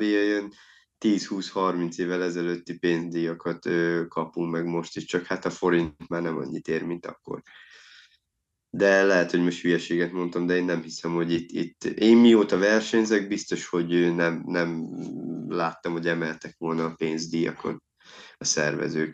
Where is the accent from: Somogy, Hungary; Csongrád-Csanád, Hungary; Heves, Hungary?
Csongrád-Csanád, Hungary; Szeged; én például ugye szegedi vagyok